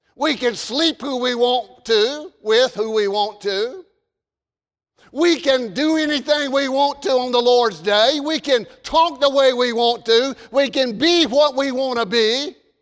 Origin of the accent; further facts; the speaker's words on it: the South, United States; accent: southern; my southern accent